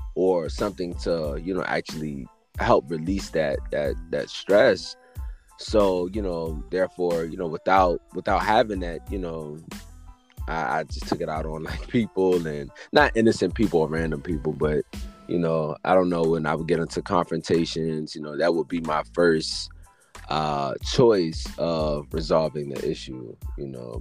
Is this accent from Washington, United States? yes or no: no; Richmond, Virginia, United States; I was born and raised in Richmond, Virginia